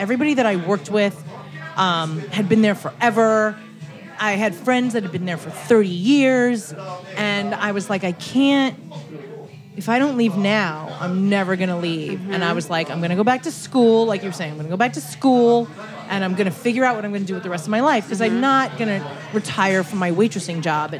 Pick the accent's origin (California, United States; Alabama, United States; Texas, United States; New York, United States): New York, United States; New York City; I grew up in Kensington